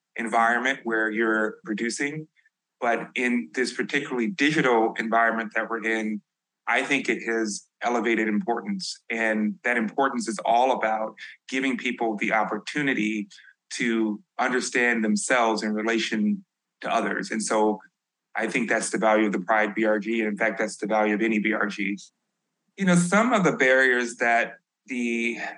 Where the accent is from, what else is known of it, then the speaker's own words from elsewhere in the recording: Chicago, Illinois, United States; I'm from the South Side of Chicago